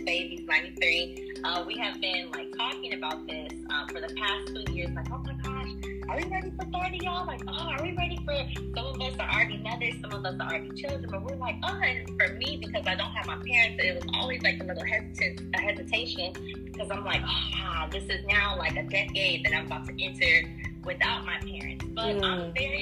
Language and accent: English; Kenya; I am Kenyan